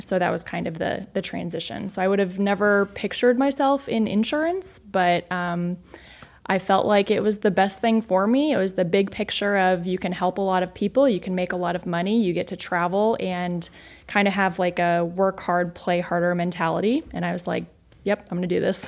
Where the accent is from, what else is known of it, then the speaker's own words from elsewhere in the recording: Iowa, United States; I grew up in Iowa